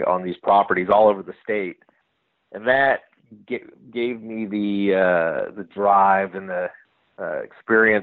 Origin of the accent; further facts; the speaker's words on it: Stockton, California, United States; I grew up in Stockton, California